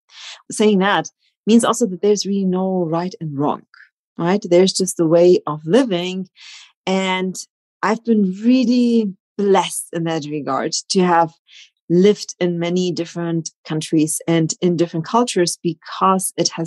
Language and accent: English; Germany; also born or lived in Poland; So my background is really multicultural. I've grown up in Germany, but I was born in Poland. So I've grown up between two cultures